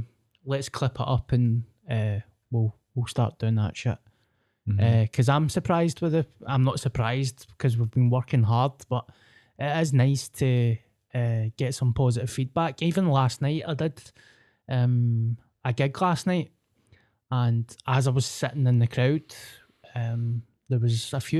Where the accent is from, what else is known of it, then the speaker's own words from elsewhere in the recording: Scotland, United Kingdom; I'm the ….